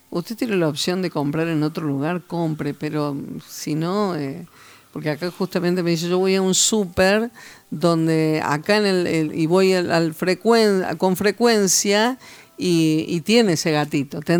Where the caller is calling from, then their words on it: Unquillo, Córdoba, Argentina; de Unquillo.